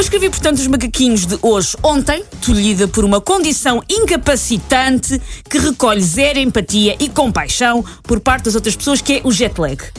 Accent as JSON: {"language": "Portuguese", "town": "Oeiras", "region": "Lisbon", "country": "Portugal", "tie": "born or raised there", "said": "Eu nasci em São Julião da Barra, Conselho de Oeiras, mas identifico-me como Manhattan"}